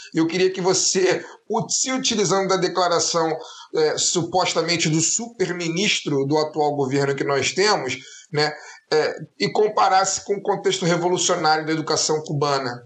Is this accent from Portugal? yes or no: no; Brazil; nós, como brasileiros